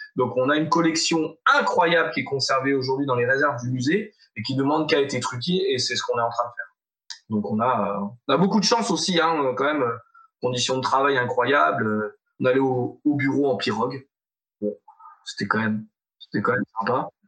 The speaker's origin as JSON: {"language": "French", "country": "France", "said": "on vient euh, de France"}